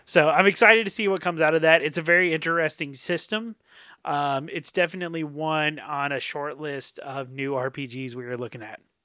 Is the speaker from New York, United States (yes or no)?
no; North Carolina, United States; growing up in North Carolina